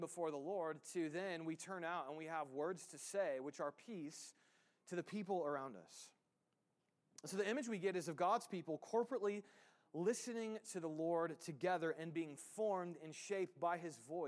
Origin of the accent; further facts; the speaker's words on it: United States; we as the American church